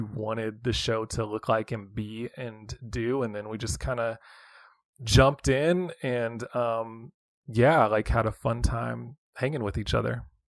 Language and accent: English; West Coast, United States; moved away as an adult; also born or lived in Hutchinson, Kansas; now in Kansas City, United States; I grew up on the West Coast